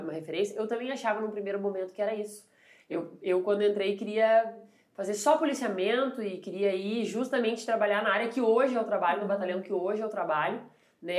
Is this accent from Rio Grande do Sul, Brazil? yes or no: yes; Santa Maria, Rio Grande do Sul, Brazil; born or raised there; also born or lived in Arroio do Tigre